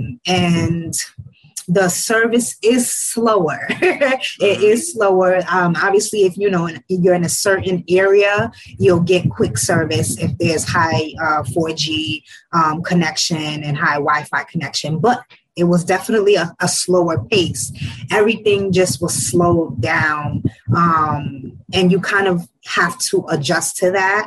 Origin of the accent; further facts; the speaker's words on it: New York City, New York, United States; also born or lived in Ghana / Bronx, New York; I was born in Ghana, but I was raised in Harlem, New York. That's my home. I currently reside in the Bronx, but I'm from Harlem.